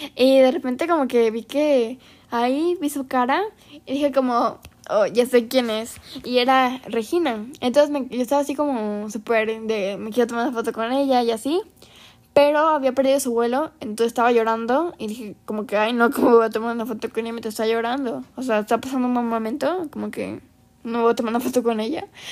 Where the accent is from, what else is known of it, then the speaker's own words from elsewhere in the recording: Veracruz, Mexico; ella es de Veracruz, de hecho, igual que yo